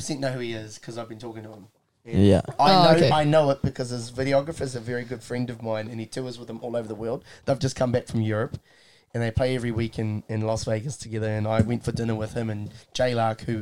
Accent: New Zealand; I'm from New Zealand.

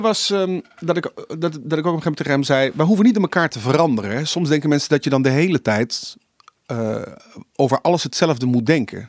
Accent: Limburg, Netherlands; En dan moet je als Limburgse jongen, eh, je doet eerst voor je gedoopt, dan doe je de communie en dan het vormsel.

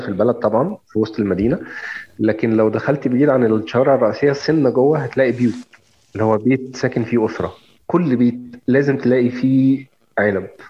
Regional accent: Egypt; عندنا في مصر

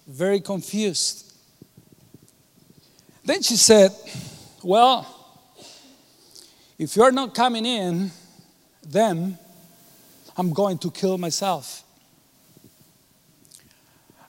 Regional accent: Cuba; moved away; I was born in Cuba, and I was born 3 years after Fidel Castro took power. I was not raised in Catholicism

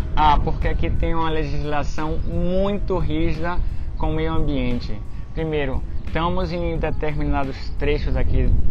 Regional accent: Brazil; now in Galicia, Spain; eu sou brasileiro

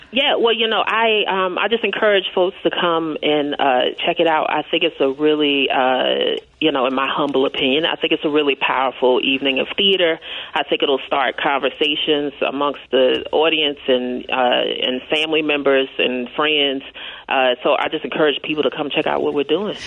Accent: Kansas City, Kansas, United States; I'm from Kansas City, Kansas

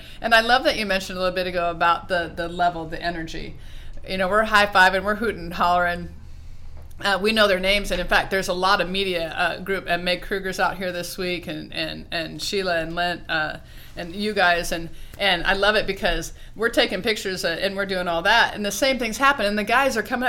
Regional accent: Oregon, United States; And I'm working, I'm from Oregon, so we're trying to put together a team of supers

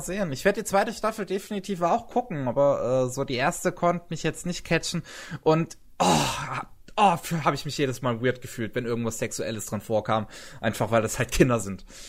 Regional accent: Germany; Bei uns in Deutschland

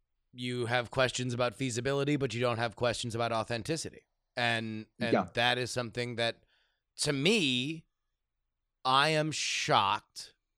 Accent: Minnesota, United States; I'm from Minnesota. Minnesota's basically Iowa. We're the same people.

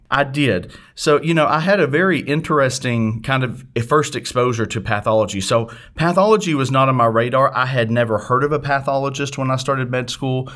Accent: Harrisburg, Arkansas, United States; moved away; I actually grew up in a small town called Harrisburg, Arkansas, which is in the northeast corner of the state

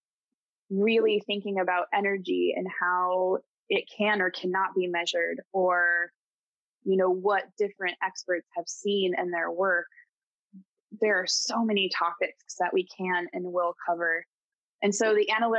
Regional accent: Colorado, United States; also born or lived in California; now in East Coast, United States; I grew up in Colorado. I lived in California for a bit. I moved to the East Coast

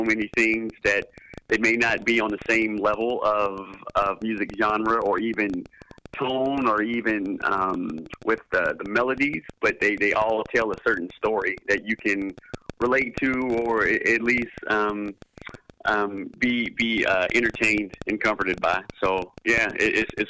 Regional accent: the South, United States; I'm from the South and I grew up

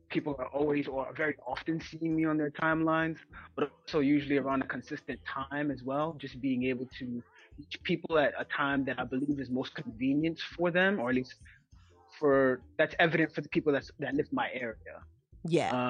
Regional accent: Ghana; now in Bronx, United States; Um, I'm 24, uh, in the Bronx, New York. I'm a Ghanaian.

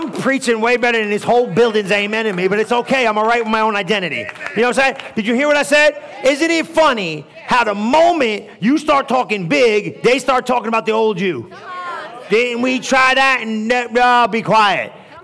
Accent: New Jersey, United States; moved away; I'm from New Jersey, bro. I understand street.

